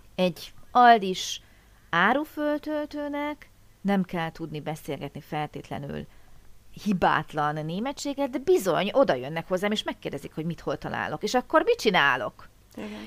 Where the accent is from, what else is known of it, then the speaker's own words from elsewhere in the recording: Hungary; mi kis magyarok